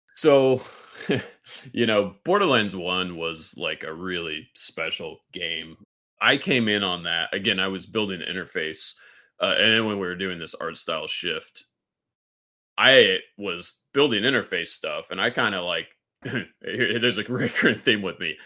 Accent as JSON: {"language": "English", "town": "Kansas City", "country": "United States", "tie": "born or raised there", "also_born_or_lived": "Texas", "moved": "as an adult", "said": "I'm a Kansas City, uh, native."}